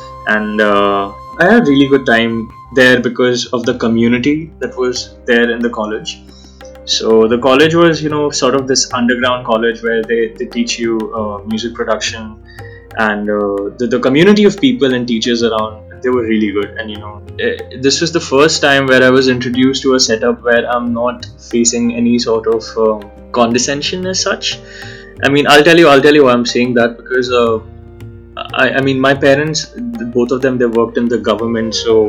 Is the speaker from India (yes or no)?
yes; India; first language Hindi; English is a second language; my first language isn't English. My first language is Hindi, and that's how we talk in our homes as well.